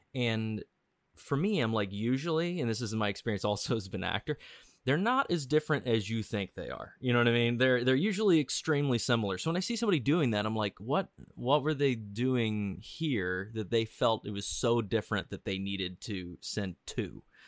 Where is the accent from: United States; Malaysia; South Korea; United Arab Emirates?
United States; Missouri; I grew up in Missouri